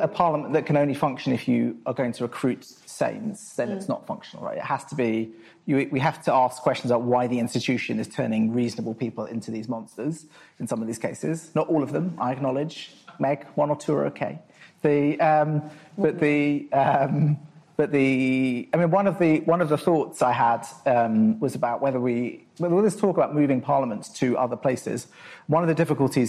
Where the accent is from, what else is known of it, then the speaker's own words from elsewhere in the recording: Croydon, London, United Kingdom; I'm from Croydon